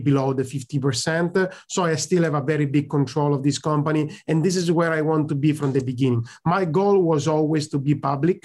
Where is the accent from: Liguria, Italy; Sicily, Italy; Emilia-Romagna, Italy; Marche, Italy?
Sicily, Italy; English is a second language; moved away; also born or lived in Milan / London / Dublin; I come from Sicily. I moved to Milan. Then I moved to London.